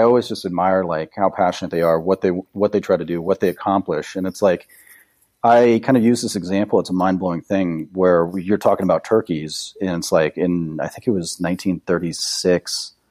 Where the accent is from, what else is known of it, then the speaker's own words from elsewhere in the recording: Kansas City, Missouri, United States; also born or lived in Colorado; I grew up in Kansas City, and uh, I grew up hunting. We, you know, here in the Missouri side